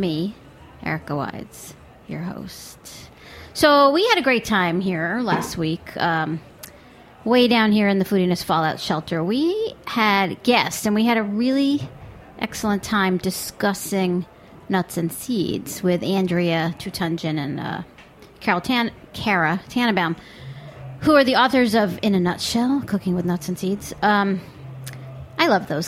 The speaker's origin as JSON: {"language": "English", "country": "United States", "said": "I'm American"}